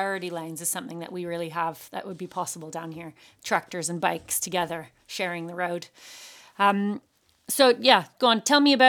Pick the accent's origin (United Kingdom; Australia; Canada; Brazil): Canada; now in West Cork, Ireland; I'm Canadian.